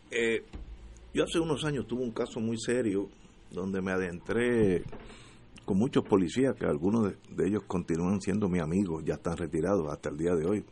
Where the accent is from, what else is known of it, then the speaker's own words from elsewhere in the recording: Puerto Rico; todos los que somos puertorriqueños